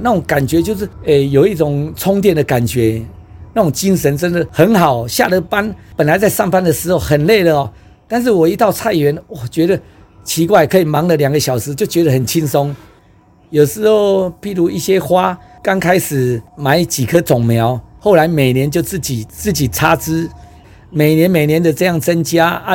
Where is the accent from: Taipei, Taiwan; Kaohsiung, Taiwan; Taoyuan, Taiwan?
Taipei, Taiwan; 我小时候就在这边土生土长